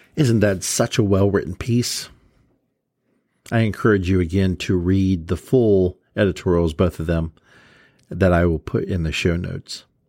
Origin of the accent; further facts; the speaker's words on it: Columbus, Ohio, United States; growing up in Columbus, Ohio